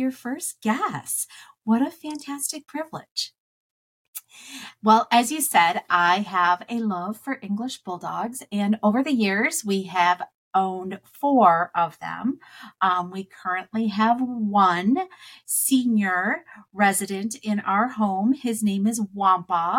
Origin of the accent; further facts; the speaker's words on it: Wisconsin, United States; I grew up in Wisconsin